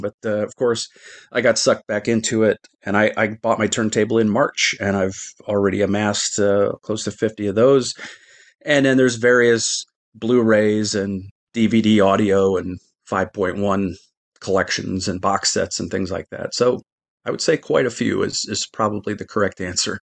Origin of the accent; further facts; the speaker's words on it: Midwest, United States; I grew up in the Midwest